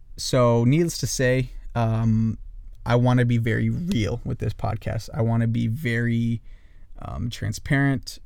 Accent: northern Idaho, United States; also born or lived in Kailua-Kona, Hawaii; I grew up in northern Idaho

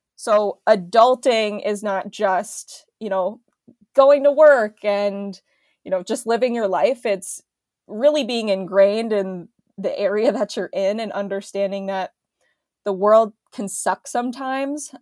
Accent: Minneapolis, Minnesota, United States; I was going back to my hometown

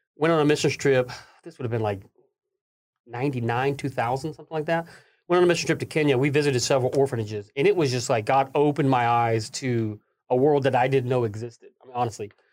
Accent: Middle Tennessee, United States; also born or lived in Nashville, Tennessee; I was born in Nashville, Tennessee

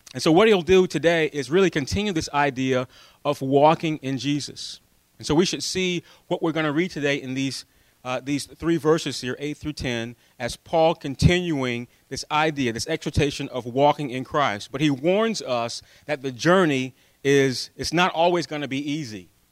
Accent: United States; we're American

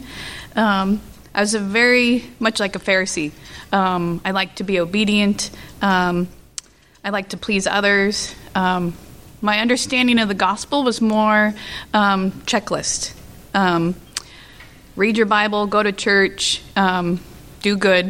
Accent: California, United States; I was born and raised in California

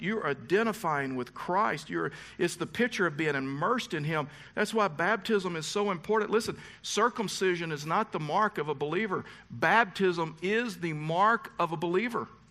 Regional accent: Texas, United States; I was raised in the South. I was raised in Texas.

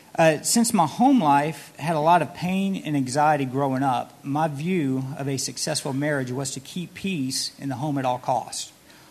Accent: Gulfport, Mississippi, United States; moved away as an adult; also born or lived in Dallas, Texas; So I grew up in Gulfport, Mississippi with 3 siblings

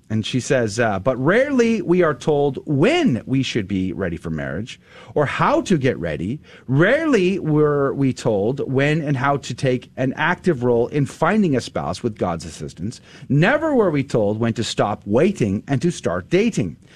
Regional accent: San Antonio, Texas, United States; I went to high school there

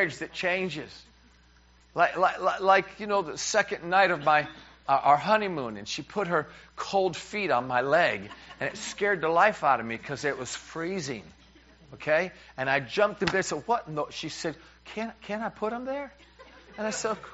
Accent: New York, United States; as a New Yorker

